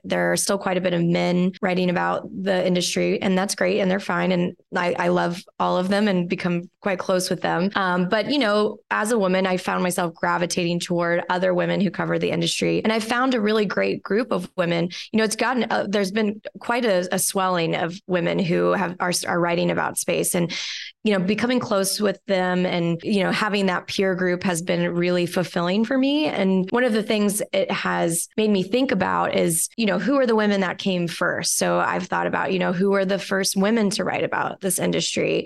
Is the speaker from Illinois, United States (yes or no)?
no; Houston, Texas, United States; I grew up outside of Houston near NASA's Johnson Space Center